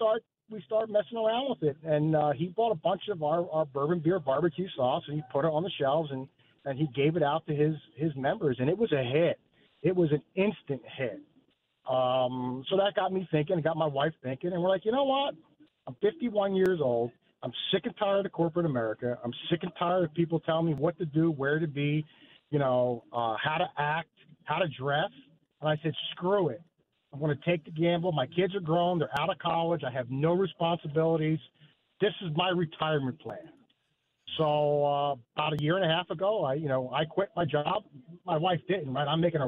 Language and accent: English; New Jersey, United States; moved away as an adult; also born or lived in Philadelphia, Pennsylvania / Fayetteville, Arkansas; I'm a Jersey boy, born and raised in Philadelphia, right? So an East Coast guy.